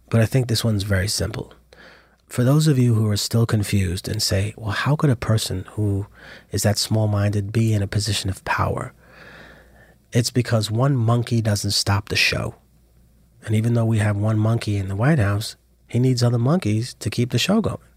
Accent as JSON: {"language": "English", "country": "Peru", "said": "And oh, where are you from? I'm from Peru."}